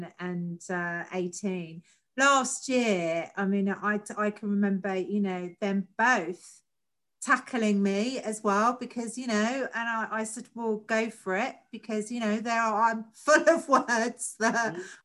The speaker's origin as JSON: {"language": "English", "region": "London", "country": "United Kingdom", "tie": "born or raised there", "also_born_or_lived": "the home counties", "moved": "as an adult", "said": "I'm a Londoner. You know, when you grow up in London, you don't know any different"}